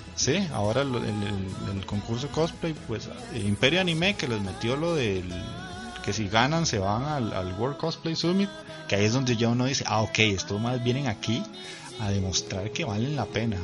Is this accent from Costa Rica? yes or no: yes; Cartago, Costa Rica; yo soy de Cartago